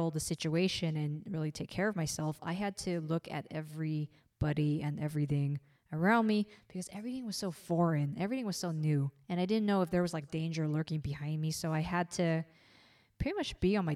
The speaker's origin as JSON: {"language": "English", "country": "United States", "said": "as an American"}